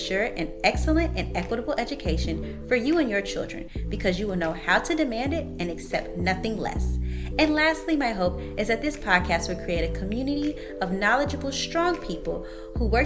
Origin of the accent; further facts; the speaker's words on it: Chicago, Illinois, United States; I am from the Chicagoland area, and I am the youngest of four children